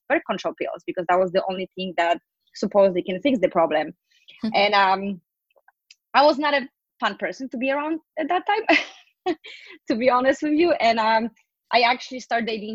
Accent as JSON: {"language": "English", "country": "Poland", "moved": "as an adult", "lives_now": "New York City, United States", "said": "I am originally from Poland, but I moved to New York City 10 years ago"}